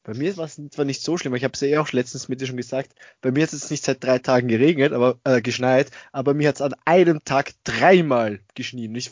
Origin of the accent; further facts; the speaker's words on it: Austria; Also sowas, Wonder Waffle kenne ich jetzt bei uns in Österreich nicht.